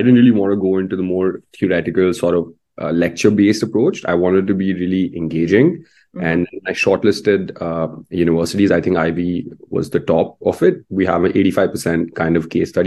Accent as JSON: {"language": "English", "town": "New Delhi", "region": "Delhi", "country": "India", "moved": "as an adult", "said": "I'm from New Delhi, India"}